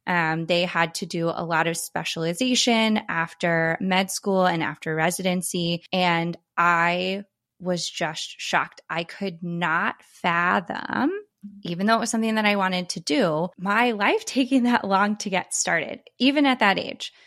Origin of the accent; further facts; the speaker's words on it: East Coast, United States; moved away; I'm originally from the East Coast